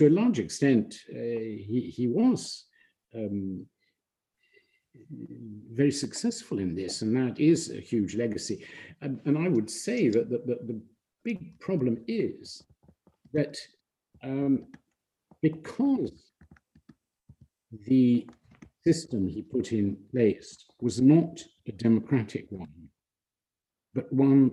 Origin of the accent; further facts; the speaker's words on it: United Kingdom; although I'm British and by naturalization, and I was brought up in Britain and educated there, I am of course fundamentally Polish.